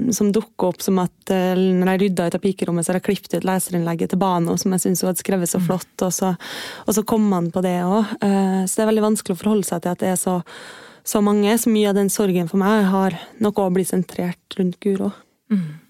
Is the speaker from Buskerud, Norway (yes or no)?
no; Kristiansund, Møre og Romsdal, Norway; moved away; jeg er jo fra Kristiansund på mm. Nordmøre